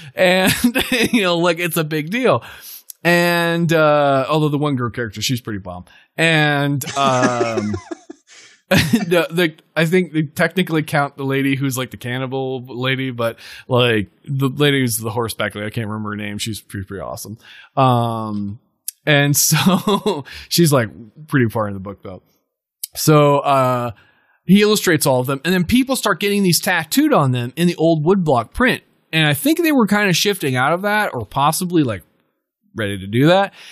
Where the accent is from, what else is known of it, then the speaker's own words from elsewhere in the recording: Montana, United States; we grew up in Montana